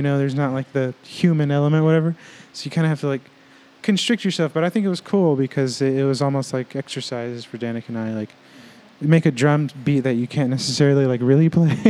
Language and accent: English; Dallas, Texas, United States; It started with Danica and I. We both were like born and raised in Dallas.